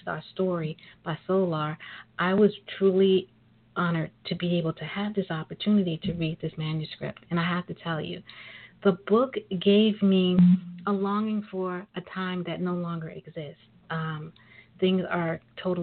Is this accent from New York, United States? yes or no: yes; New York City, New York, United States; I am a native of New York. I'm a sister from Brooklyn